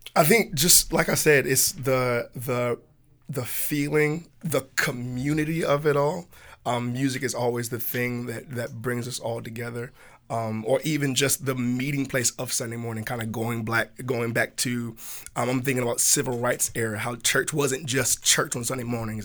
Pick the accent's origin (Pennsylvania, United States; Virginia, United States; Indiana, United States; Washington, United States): Virginia, United States; Hampton; now in Richmond, United States; in our hometown back in Tidewater. So he's from Chesapeake, and I'm from Hampton.